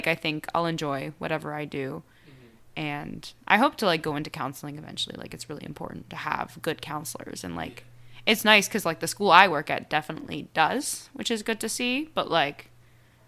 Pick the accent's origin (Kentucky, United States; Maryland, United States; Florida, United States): Maryland, United States; Shady Grove; moved away as an adult; also born or lived in Ohio / Marseille, France; now in New York City, United States; I grew up right outside of D.C.